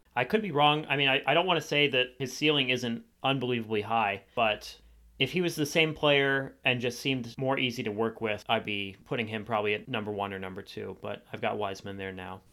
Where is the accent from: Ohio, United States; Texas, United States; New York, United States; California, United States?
Ohio, United States; Cleveland; moved away as an adult; now in Columbus, United States; I'm from Cleveland, Ohio. I currently live in Columbus, Ohio.